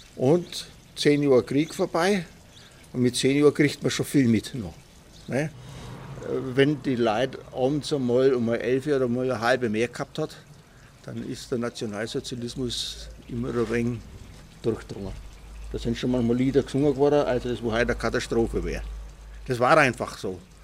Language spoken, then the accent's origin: German; Oberschwaningen, Bavaria, Germany; also born or lived in Ehingen; sondern in Oberschwaningen in einer kleinen Dorfgastwirtschaft